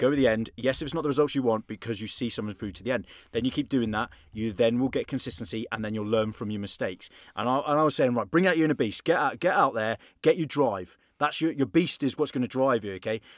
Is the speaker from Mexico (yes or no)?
no; England, United Kingdom; now in Belfast, United Kingdom; I'm English